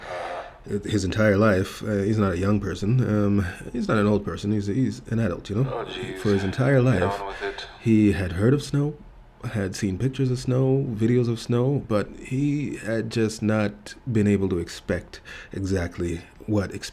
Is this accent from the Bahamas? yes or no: no; Jamaica; I was telling him about how I came from Jamaica and then I experienced snow for the first time at one point